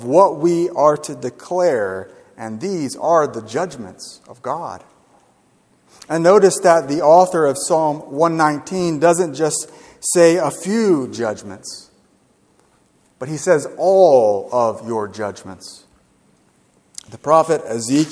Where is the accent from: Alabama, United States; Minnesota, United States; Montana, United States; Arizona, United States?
Alabama, United States; Gulf Shores; I'm from Gulf Shores